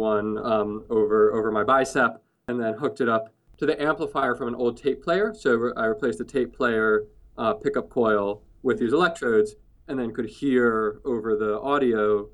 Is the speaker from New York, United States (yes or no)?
yes; New York City, New York, United States; I grew up in New York City, in Manhattan